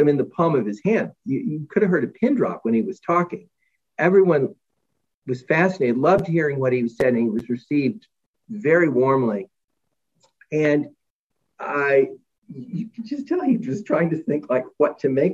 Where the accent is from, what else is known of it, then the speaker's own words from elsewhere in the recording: Texas, United States; moved away; folks I grew up with in Texas